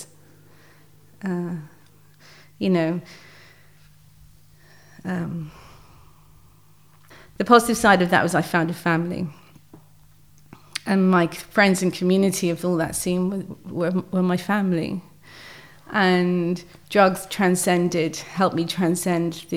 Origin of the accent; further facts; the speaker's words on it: Brighton, South East England, United Kingdom; moved away as an adult; now in Devon, United Kingdom; I moved house from Brighton, which is my hometown, and I moved to the West Country